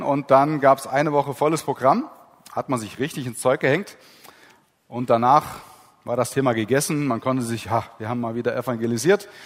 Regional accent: Heisterberg, Gusternhain, Hesse, Germany; wo ich herkomme, Heisterberg, Gustenhain

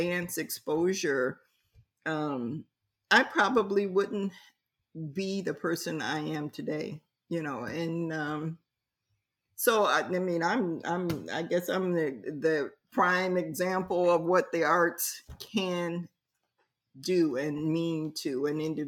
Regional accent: Columbus, Ohio, United States; now in Philadelphia, United States; I came from Columbus, Ohio

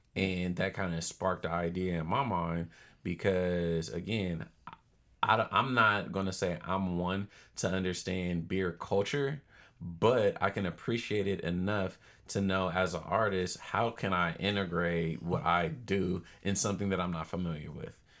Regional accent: Oakland, California, United States; also born or lived in Charlotte, North Carolina; I'm from Oakland, born and raised

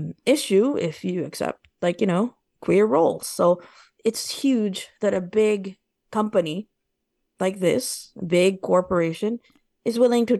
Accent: United States; So I'm Filipino-American. I'm mm-hmm. very familiar with these two cultures.

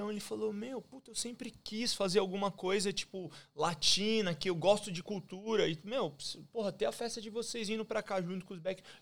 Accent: São Paulo, Brazil; moved away as an adult; Eu saí de São Paulo, eu saí do Brasil muito por causa

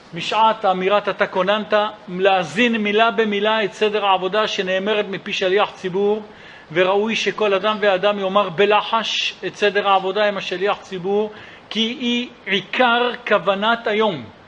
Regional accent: Jerusalem, Jerusalem District, Israel; אצלנו בירושלים

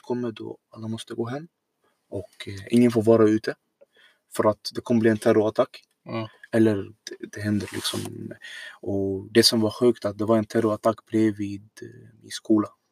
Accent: Syria; Swedish is a second language; also born or lived in Iraq; now in Sweden; jag är född egentligen då Irak, men jag har bott hela mitt liv nästan i Syrien.

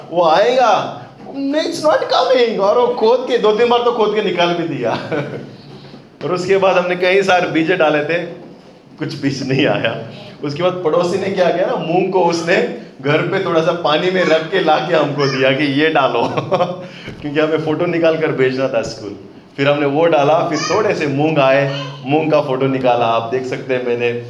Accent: Candolim, Goa, India; you know Candolim मेरा गांव है मैं कह रहा प्रभु कांदोली में होता अच्छा है

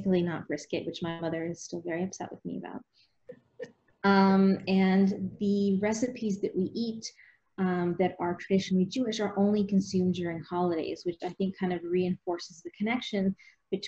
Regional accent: Canada; I eat Canadian food, right? Like, I'm Canadian.

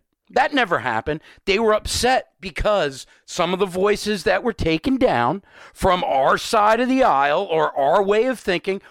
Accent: Eastern Long Island, New York, United States; I'm from Eastern Long Island

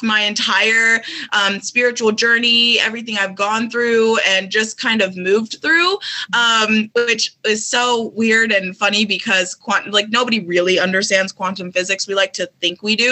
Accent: Minneapolis, Minnesota, United States; moved away; also born or lived in Colorado; even though I'm from Minneapolis, I moved to Colorado

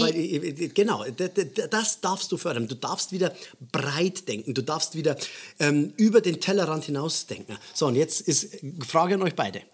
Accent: Bavaria, Germany; bei uns in Bayern

